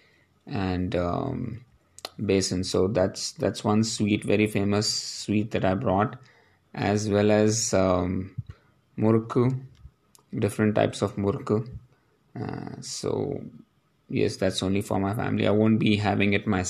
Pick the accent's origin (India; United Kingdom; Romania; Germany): India; Palakkad, Kerala; it's been a long travel for me from my hometown Palakkad here